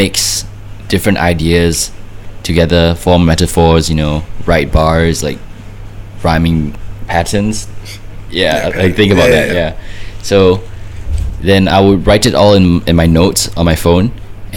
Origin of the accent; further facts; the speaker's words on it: Singapore; I'm from Singapore.